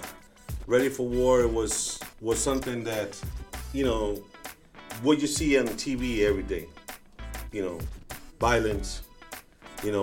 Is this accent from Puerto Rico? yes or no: yes; Puerto Rico; also born or lived in New York / Wisconsin; now in Chicago, United States; I was born in New York, raised in Puerto Rico.